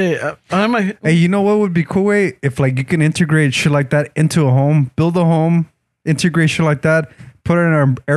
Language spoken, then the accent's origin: English; Lynwood, California, United States; I'm from Linwood